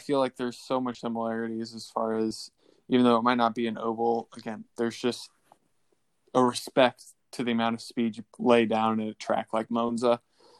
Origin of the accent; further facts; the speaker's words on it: United States; as an American, as an IndyCar fan